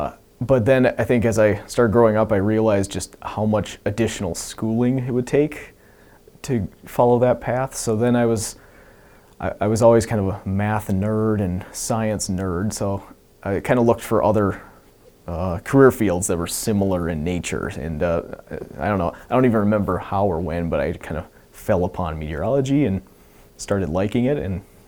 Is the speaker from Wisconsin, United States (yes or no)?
yes; Wisconsin, United States; now in Alaska, United States; Because in Wisconsin, it certainly does get cold.